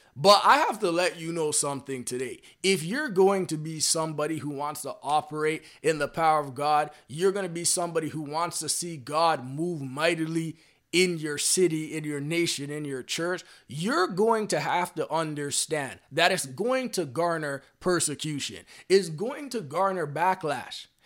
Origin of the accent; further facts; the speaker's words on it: Canada; I'm personally from Canada right now